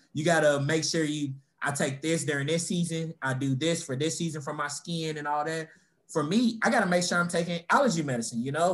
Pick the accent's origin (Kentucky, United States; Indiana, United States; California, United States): Kentucky, United States; Louisville; also born or lived in Florida; we all growing up in Louisville